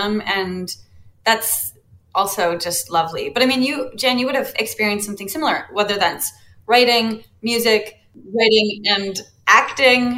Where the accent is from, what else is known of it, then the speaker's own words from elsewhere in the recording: Canada; being Canadian